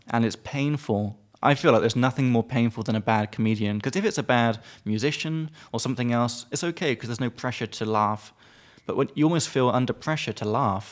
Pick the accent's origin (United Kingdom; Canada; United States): United Kingdom; I'm British